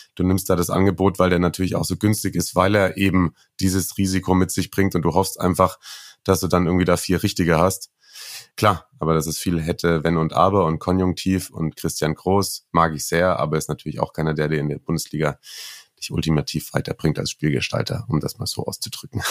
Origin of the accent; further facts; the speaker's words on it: the Stuttgart region, Baden-Württemberg, Germany; Ich komme ja aus der Region, habe viel da irgendwie immer mit Stuttgart zu tun gehabt